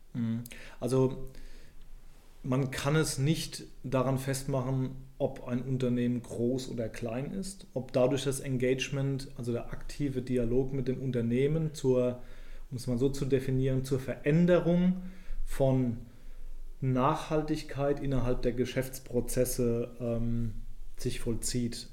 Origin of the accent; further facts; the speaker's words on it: Rhineland-Palatinate, Germany; moved away; ich komme ursprünglich aus der Pfalz